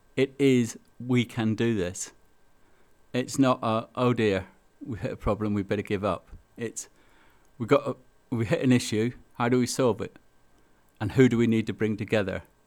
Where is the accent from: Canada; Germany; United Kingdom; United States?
United Kingdom; Belfast, Northern Ireland; now in Milton Keynes, United Kingdom; I come from Belfast, so I'm an Ulsterman.